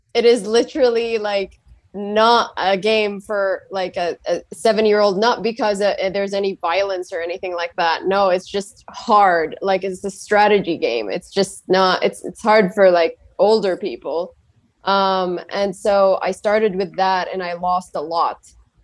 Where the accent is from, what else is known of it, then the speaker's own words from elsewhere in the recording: Saudi Arabia; I'm from Saudi Arabia